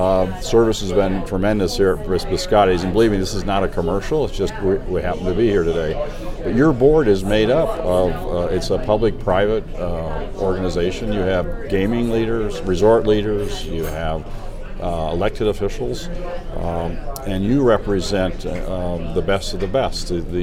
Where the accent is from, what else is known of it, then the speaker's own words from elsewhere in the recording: Nevada, United States; I'm from Nevada